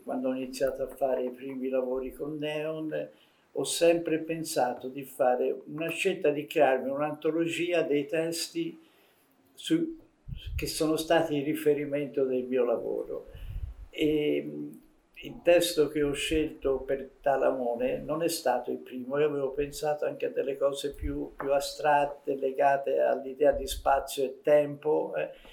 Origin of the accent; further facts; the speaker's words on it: Tuscany, Italy; essendo toscano mi sento un po' etrusco